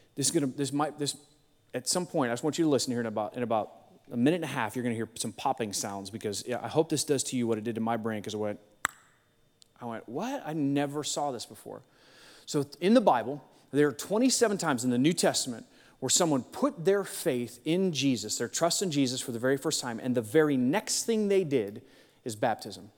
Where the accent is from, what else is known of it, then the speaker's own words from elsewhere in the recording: Akron, Ohio, United States; I was born in Akron, Ohio